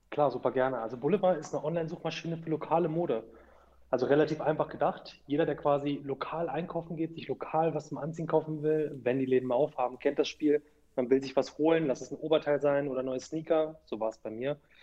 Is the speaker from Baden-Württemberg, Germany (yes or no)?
no; Hanover, Lower Saxony, Germany; ich bin Hannoveraner, ich bin hier aufgewachsen